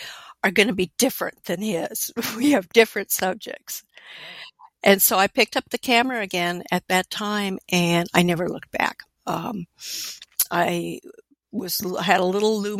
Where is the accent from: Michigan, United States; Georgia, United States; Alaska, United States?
Alaska, United States; I was born and raised in Alaska, and graduated high school there